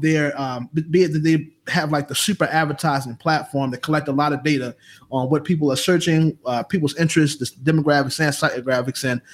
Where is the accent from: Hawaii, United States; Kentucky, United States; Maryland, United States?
Maryland, United States; Baltimore; now in Atlanta, United States; I'm from Baltimore, living down here in ATL